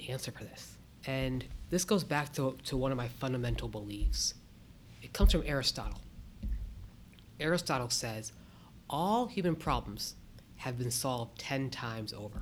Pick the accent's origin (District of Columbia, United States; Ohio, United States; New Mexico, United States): Ohio, United States; Akron; also born or lived in Boston; now in Columbus, United States; I was born and raised up in Akron